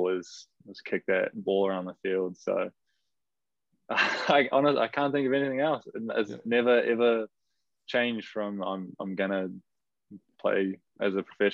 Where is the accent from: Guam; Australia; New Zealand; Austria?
New Zealand; Rotorua, Bay of Plenty; also born or lived in Wellington, New Zealand; now in Chicago, United States; I grew up in Rotorua in New Zealand.